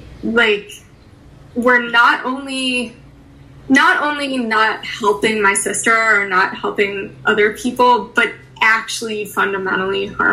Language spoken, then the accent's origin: English; Chicago, Illinois, United States; also born or lived in Skokie, Illinois; I was born in Edgewater, and then we lived in Rogers Park. And then I went to high school in Skokie, so Niles West